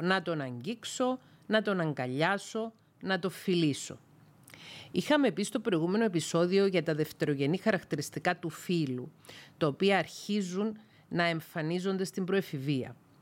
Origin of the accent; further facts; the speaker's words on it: Greece; οι Έλληνες σε μεγάλη πλειονότητα βαφτιζόμαστε χριστιανοί ορθόδοξοι από βρέφη